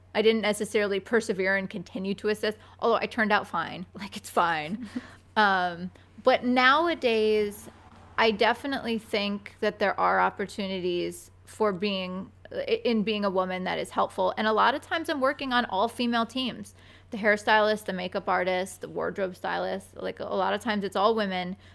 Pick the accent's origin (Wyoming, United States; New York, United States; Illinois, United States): New York, United States; Binghamton; born or raised there; now in New York City, United States